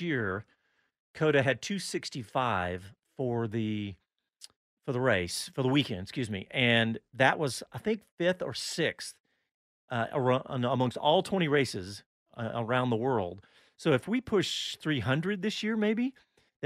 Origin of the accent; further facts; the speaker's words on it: Austin, Texas, United States; I'm from Austin